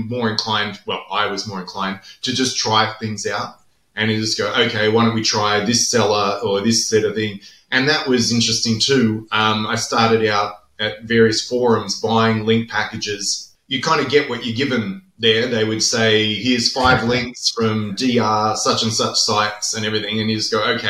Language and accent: English; Australia; I'm Australian